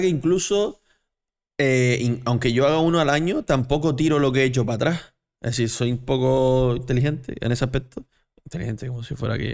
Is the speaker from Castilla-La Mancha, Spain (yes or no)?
no; Canary Islands, Spain; yo soy canario